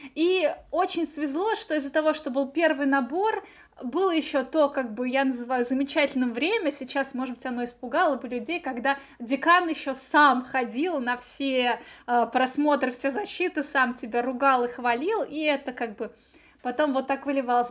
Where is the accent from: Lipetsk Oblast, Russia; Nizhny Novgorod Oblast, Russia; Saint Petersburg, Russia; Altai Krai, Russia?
Nizhny Novgorod Oblast, Russia; Nizhny Novgorod; moved away as an adult; now in Moscow, Russia; я девочка из Нижнего Новгорода